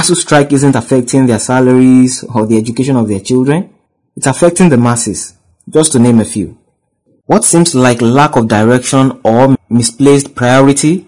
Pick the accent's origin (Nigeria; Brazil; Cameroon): Nigeria